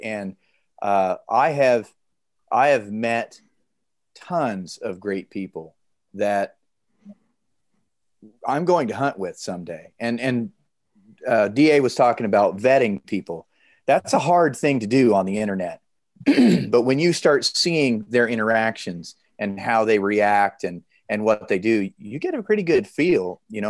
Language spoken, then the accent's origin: English; Nebraska, United States; I'm from Nebraska.